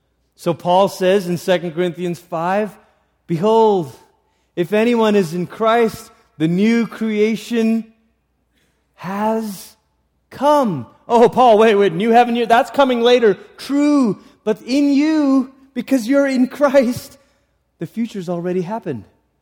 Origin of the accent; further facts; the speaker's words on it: Malaysia; I grew up in Malaysia.